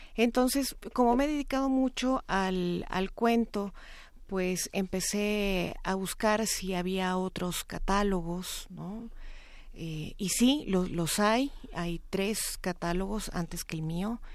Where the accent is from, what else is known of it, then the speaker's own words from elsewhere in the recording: Chihuahua, Mexico; yo soy de Chihuahua